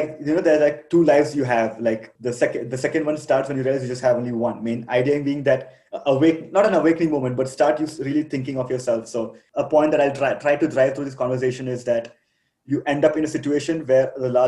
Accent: Kerala, India; moved away as an adult; also born or lived in Delhi; now in Rwanda; I come from Kerala

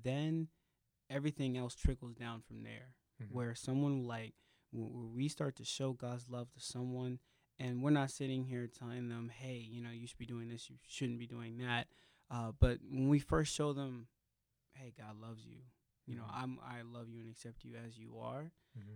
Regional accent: Maryland, United States; moved away; I'm originally from Maryland, born and raised there.

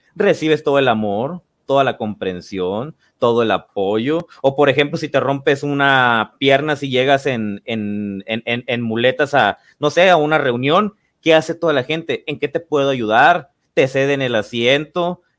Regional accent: Los Mochis, Sinaloa, Mexico; moved away; Yo soy de la ciudad de, los mochis, me fui a, mi ciudad natal

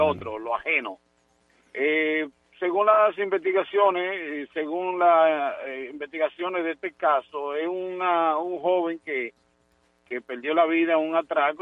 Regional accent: Dominican Republic; una generación en mi país

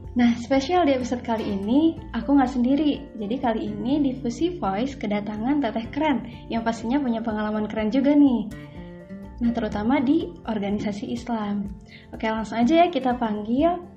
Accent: Sukabumi, West Java, Indonesia; FYI juga nih teh beta juga dari Sukabumi sama kayak teh Dita

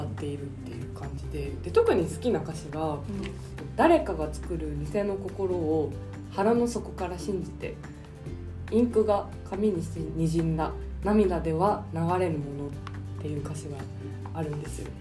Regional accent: Tokyo, Japan; 私って結構都会出身

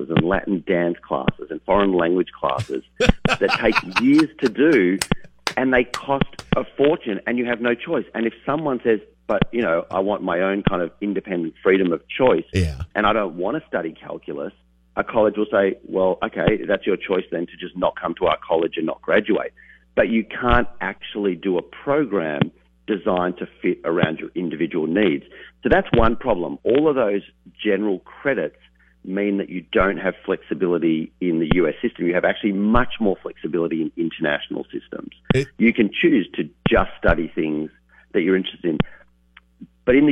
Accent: Australia; now in United States; not originally from America

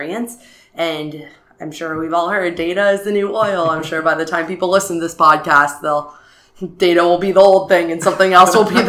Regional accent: San Francisco, California, United States; moved away as an adult; also born or lived in Arizona; I was born and raised in San Francisco, where I lived pretty much my entire life until I came to ASU as an undergrad

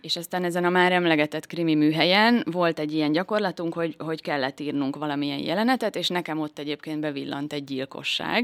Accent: Szekszárd, Tolna, Hungary; Én Szexárdon születtem, és itt is nőttem fel

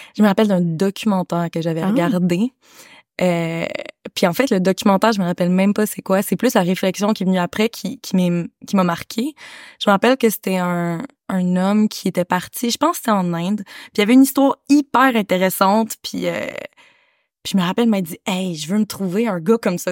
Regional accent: Canada; moved away as an adult; also born or lived in Kathmandu, Nepal; je suis née au Canada

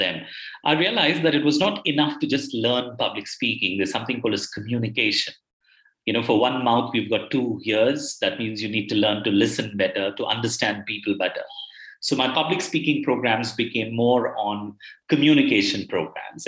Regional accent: Bangalore, Karnataka, India; I belong to a city called Bangalore in India. I've uh, I'm born here and I've done most of my education here, the formative education here

